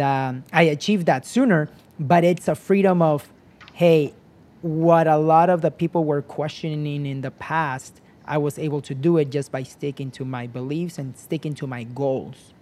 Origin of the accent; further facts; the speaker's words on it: United States; I came as a kid to the United States when I was nine years old